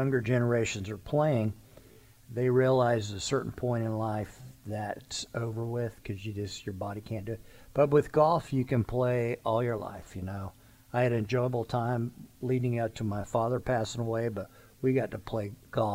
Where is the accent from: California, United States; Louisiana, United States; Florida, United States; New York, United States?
Florida, United States; moved away; I grew up in Florida.